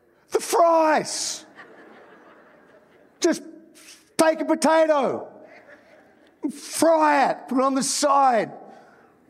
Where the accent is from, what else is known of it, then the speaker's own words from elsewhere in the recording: Australia; moved away as an adult; also born or lived in New Zealand; now in United States; I'm an Australian, but I went to New Zealand to plant a church.